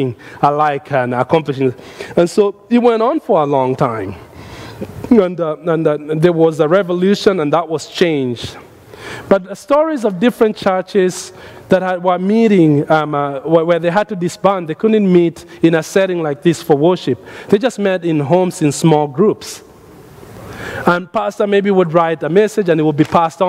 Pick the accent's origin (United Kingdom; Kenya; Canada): Kenya; Nairobi; now in United States; when I was growing up in Nairobi, we did something at our church in Nairobi as a young man